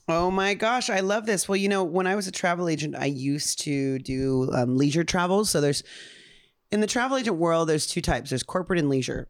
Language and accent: English; Upland, California, United States; also born or lived in Ontario, California; I was from Ontario, Upland, which is technically